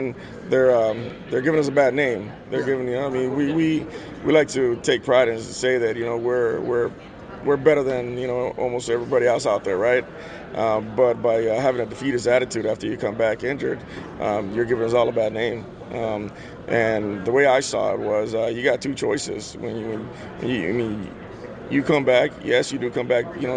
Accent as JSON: {"language": "English", "town": "Los Angeles", "region": "California", "country": "United States", "tie": "born or raised there", "also_born_or_lived": "El Salvador", "said": "I grew up in Los Angeles."}